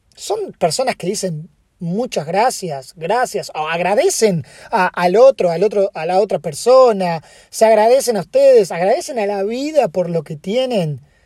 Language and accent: Spanish; Argentina; now in United States; yo soy argentino